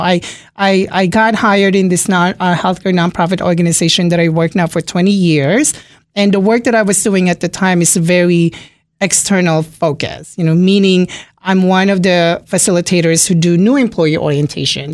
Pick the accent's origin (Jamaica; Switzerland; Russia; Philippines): Philippines; now in Springfield, Virginia, United States; I'm from the Philippines, born and raised in the Philippines